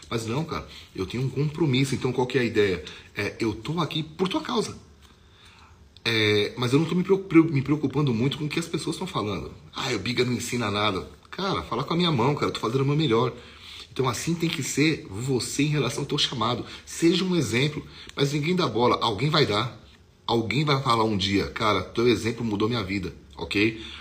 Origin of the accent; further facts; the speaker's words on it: São Paulo, Brazil; now in Curitiba, Brazil; Eu sou de São Paulo, então, só para você ter uma ideia, você está dirigindo na marginal do Tietê e você está na faixa expressa e você precisa entrar numa ponte lá em São Paulo